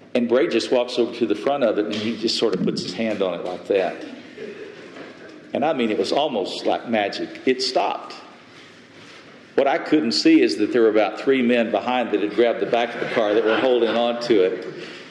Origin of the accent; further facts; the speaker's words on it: West Texas, United States; I grew up in the desert, I grew up in West Texas.